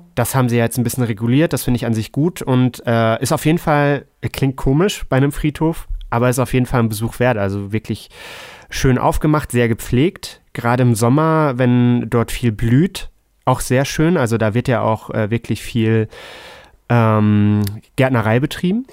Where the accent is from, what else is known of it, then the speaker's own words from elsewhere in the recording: Hamburg, Germany; als Hamburger